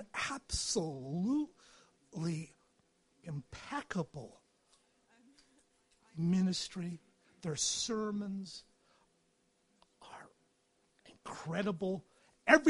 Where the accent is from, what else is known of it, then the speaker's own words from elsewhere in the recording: United States; moved away as an adult; also born or lived in England / Edinburgh; now in United Kingdom; I'm an American